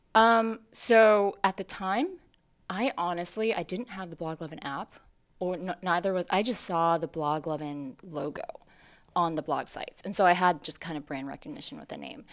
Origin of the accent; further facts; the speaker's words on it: New York City, New York, United States; also born or lived in Hong Kong; I moved to New York City when I was four